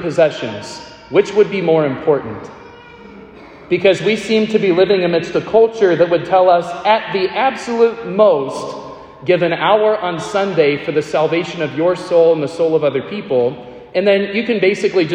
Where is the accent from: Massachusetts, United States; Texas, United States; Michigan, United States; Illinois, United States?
Texas, United States; Central; I grew up in Central Texas